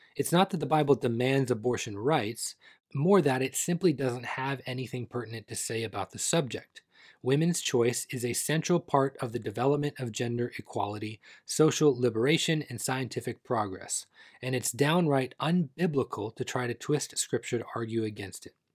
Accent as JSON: {"language": "English", "country": "Canada", "tie": "born or raised there", "said": "Not my home country of Canada"}